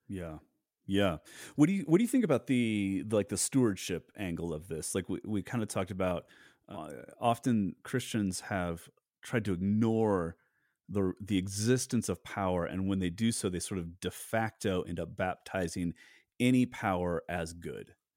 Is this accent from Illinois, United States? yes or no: no; Southern California, United States; I grew up in Southern California in a really, really large church